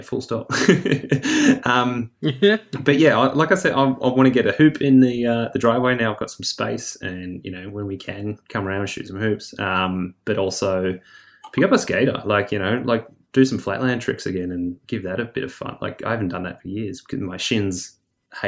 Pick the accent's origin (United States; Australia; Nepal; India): Australia; Victoria; as a Victorian, we're, you know, used to the freezing cold water.